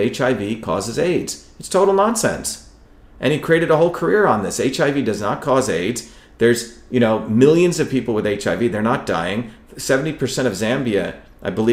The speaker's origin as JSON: {"language": "English", "country": "India", "tie": "born or raised there", "moved": "yes", "said": "when I grew up in India"}